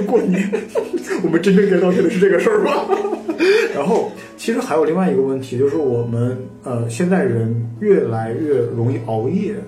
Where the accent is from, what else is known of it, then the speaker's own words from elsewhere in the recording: China; 我们中国人也是比较容易肥胖